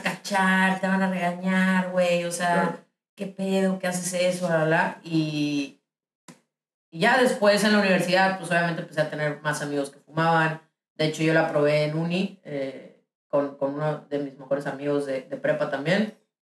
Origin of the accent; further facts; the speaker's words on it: Ciudad Obregón, Sonora, Mexico; moved away; soy de Obregón y es un lugar bien pequeño